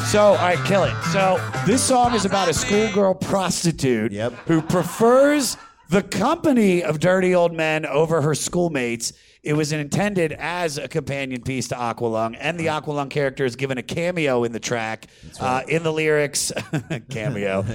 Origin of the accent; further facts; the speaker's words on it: Baltimore, Maryland, United States; I'm from Baltimore, D.C. area